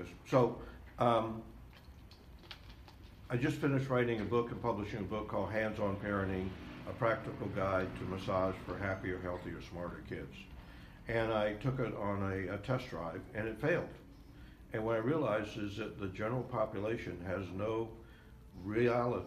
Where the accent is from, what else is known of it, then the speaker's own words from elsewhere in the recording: the South, United States; I grew up in the South.